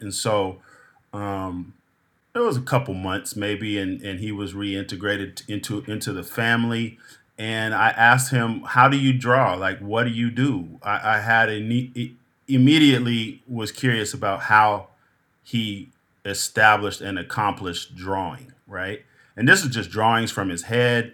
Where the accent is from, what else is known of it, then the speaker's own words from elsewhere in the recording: Pismo Beach, California, United States; also born or lived in San Jose, California; We moved from San Jose to the Central Coast, Pismo Beach, San Luis Obispo County